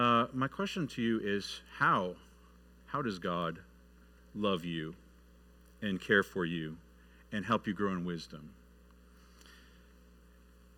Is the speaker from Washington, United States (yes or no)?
no; Michigan, United States; moved away; I grew up north in Michigan